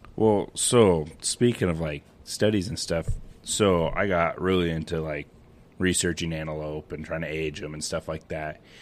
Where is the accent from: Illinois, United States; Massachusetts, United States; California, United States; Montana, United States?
Montana, United States; Western; now in Scobey, United States; I'm originally from Western Montana, but now I live in the beautiful town of Scobie, Montana